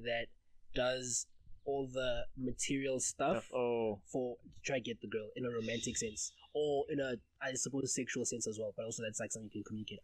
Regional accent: South Africa; I'm South African

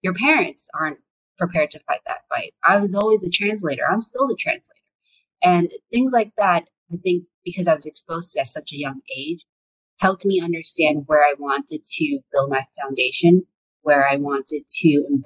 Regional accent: New York City, New York, United States; English is a second language; now in Washington, D.C., United States; I grew up in Brooklyn. I didn't speak English when I went to school. a lot of people don't expect me to have English as my second language

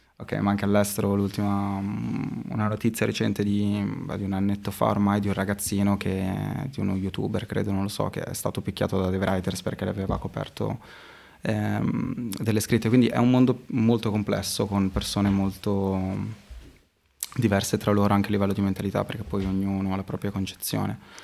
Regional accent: Modena, Emilia-Romagna, Italy; also born or lived in Florence; sono un ragazzo modenese

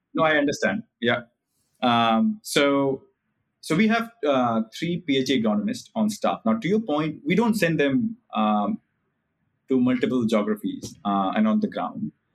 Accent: India; as an Indian

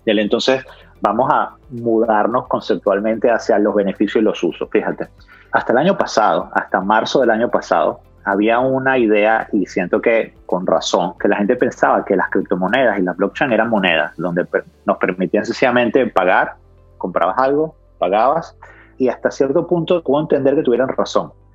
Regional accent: Caracas, Capital District, Venezuela; moved away as an adult; also born or lived in Australia; Yo estudié primaria, secundaria y, y los primeros años de universidad en Caracas

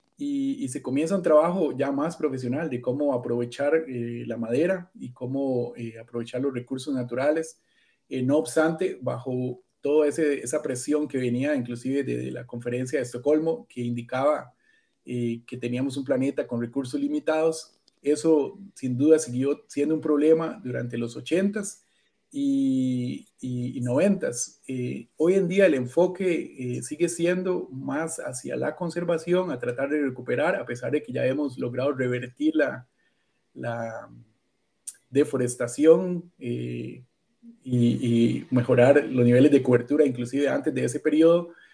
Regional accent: near Alajuela, Costa Rica; yo nací en realidad acá en Costa Rica, eh, en el borde del Valle Central, de las montañas, en una ciudad cerca de, Alajuela

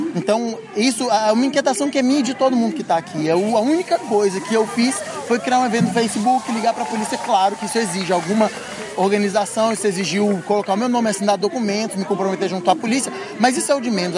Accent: Brazil; moved away; a gente saiu do Brasil, a gente nunca vai deixar de ser brasileiro

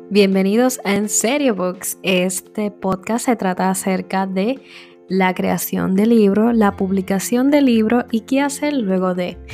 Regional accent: Vega Baja, Puerto Rico; soy originalmente de Vega Baja, Puerto Rico.

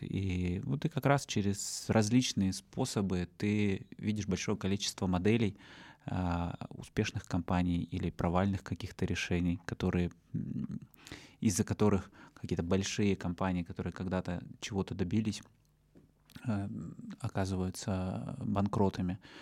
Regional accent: Russia; also born or lived in Yekaterinburg; Из России я был один

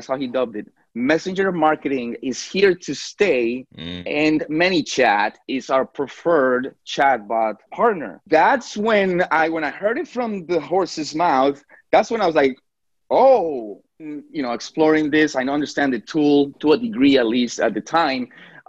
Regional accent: Colombia; now in New York, United States; I remember that when I came from Colombia to New York, my mother was a waitress.

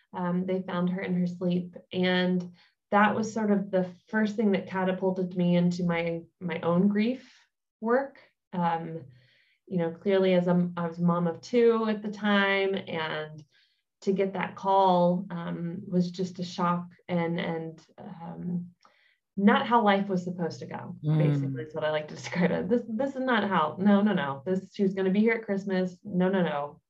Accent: United States; moved away as an adult; now in Germany; I am an American, but I have been in Germany for 5 years now

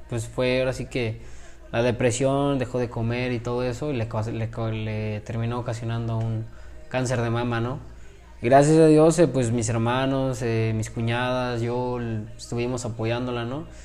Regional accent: Mexico; yo iba como mexicano, también otro compañero de, Monterrey.

